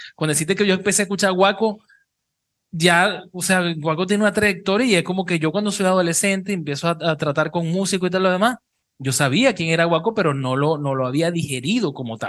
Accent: Cabimas, Zulia, Venezuela; now in Panama City, Panama; somos los tres de Cabimas y es como sentirse en casa

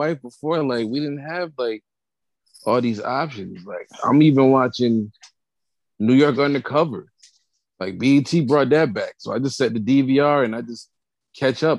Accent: Jamaica; I'm Jamaican

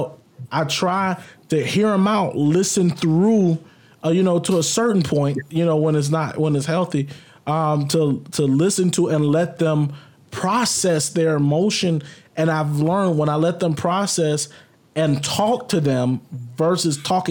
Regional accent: the South, United States; I grew up in the South

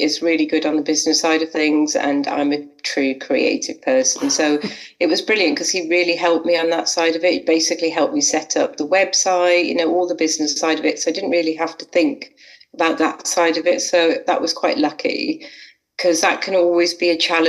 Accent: Liverpool, North West England, United Kingdom; also born or lived in Manchester; I'm from Liverpool

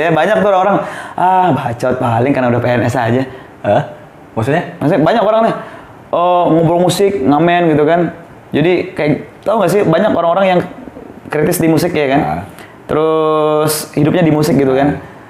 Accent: Tasikmalaya, West Java, Indonesia; moved away as an adult; now in Lombok, Indonesia; Aku kan aslinya Jawa Barat sebetulnya.

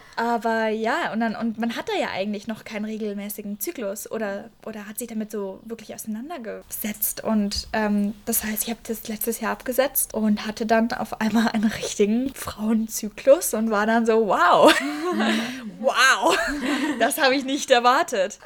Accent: Fürth, Bavaria, Germany; Ich komme aus Franken, aus der Nähe von mhm. Nürnberg mhm. in Fürth.

